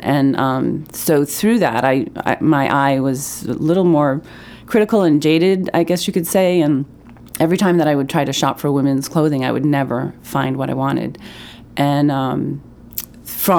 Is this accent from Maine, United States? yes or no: yes; Pittsfield, Maine, United States; I grew up in Pittsfield, Maine, and my parents still live there.